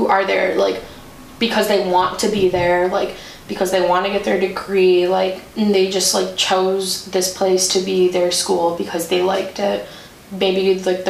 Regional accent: Milwaukee, Wisconsin, United States; I'm from Milwaukee.

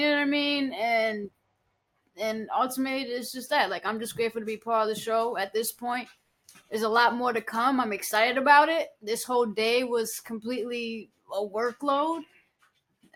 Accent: Massachusetts, United States; moved away as an adult; also born or lived in Florida; I'm from here. I'm from Massachusetts.

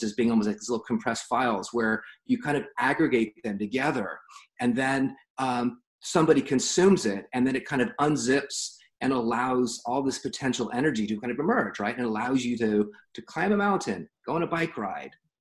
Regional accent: San Diego, California, United States; also born or lived in Los Angeles; I was born in San Diego and was educated in San Diego through high school

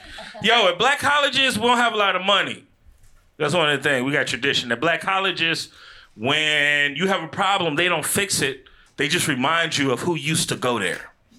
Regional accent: Chicago, Illinois, United States; moved away; I'm from Chicago originally. I'm from the Midwest.

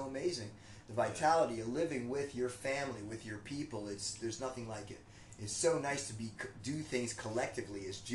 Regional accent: United States; accent: American; now in Israel; My American accent

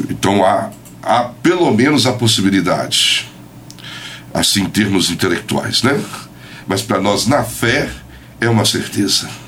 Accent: Barroso, Minas Gerais, Brazil; moved away as an adult; now in São João del-Rei, Brazil; eu sou de Barroso, mas eh, estou aqui né, com São João já há 18 anos

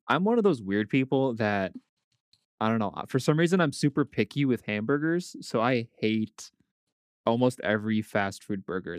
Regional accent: Blaine, Minnesota, United States; I grew up near the National Sports Center

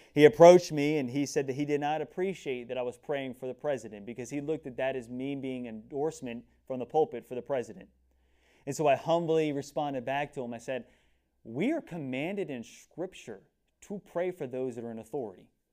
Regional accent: United States; as American Christians

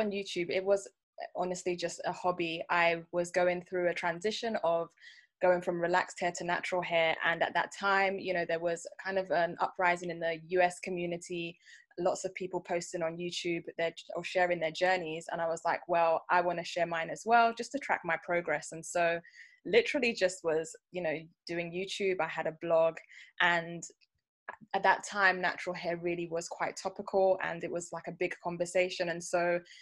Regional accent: London, United Kingdom; I am a UK-born, very, very, very proud Nigerian girl.

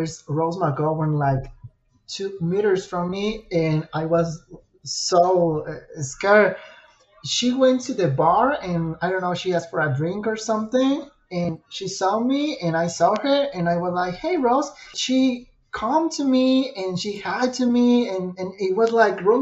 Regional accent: Irapuato, Guanajuato, Mexico; English is a second language; I'm from Mexico and English is not my native language

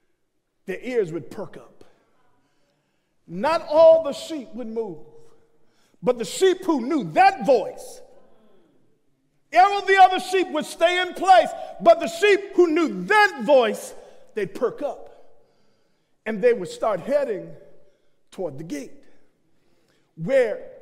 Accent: New York City, New York, United States; I leave the country, or if I leave New York, folk tell me, you got an accent. I'm saying, I'm from Brooklyn

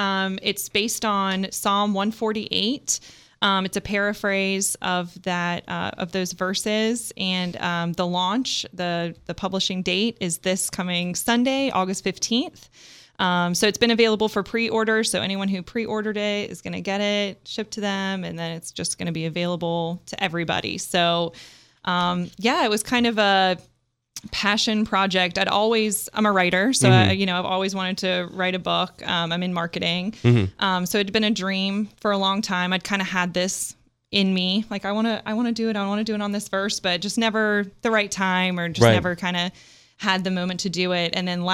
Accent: Oxford, South East England, United Kingdom; born there; also born or lived in Scotland / Kansas; now in United States; I was born in Oxford, England. My whole family's from there. I'm still a UK citizen, as a matter of fact.

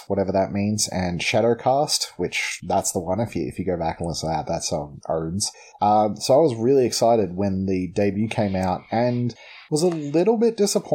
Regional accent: Melbourne, Victoria, Australia; we're from Melbourne

